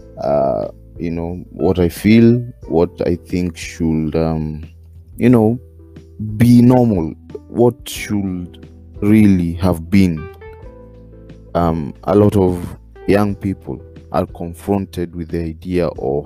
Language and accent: English; Kenya; I'm Kenyan, very much Kenyan